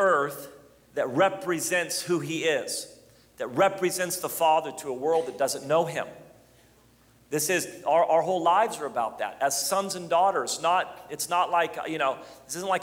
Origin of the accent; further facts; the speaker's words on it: United States; I'm an American